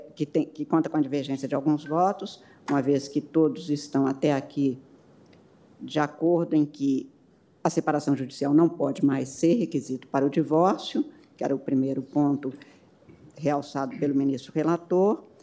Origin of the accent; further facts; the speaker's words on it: Brazil; sou brasileira